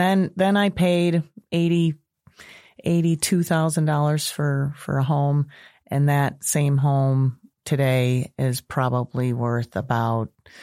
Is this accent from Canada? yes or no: no; Park Ridge, Illinois, United States; now in Bourbonnais, United States; but I was born and lived in Park Ridge my whole life. So until I went away to college at University of Illinois in Champaign.